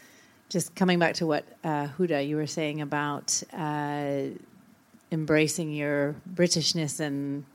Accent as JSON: {"language": "English", "country": "Canada", "tie": "born or raised there", "also_born_or_lived": "Poland", "moved": "yes", "lives_now": "United Kingdom", "said": "I was raised in Canada, but born in Poland."}